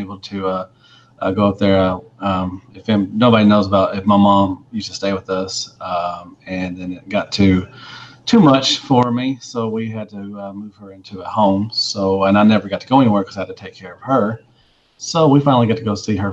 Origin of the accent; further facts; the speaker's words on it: Arkansas, United States; I'm from Arkansas